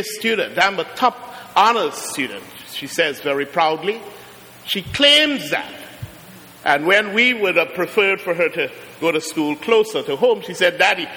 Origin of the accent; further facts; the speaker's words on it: Trinidad & Tobago; also born or lived in Brooklyn, New York; now in Trenton, United States; I'm from Trinidad